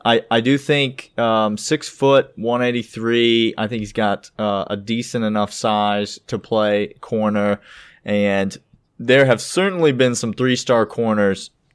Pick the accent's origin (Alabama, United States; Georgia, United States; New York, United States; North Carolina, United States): Georgia, United States; Woodstock; my hometown, Woodstock, Georgia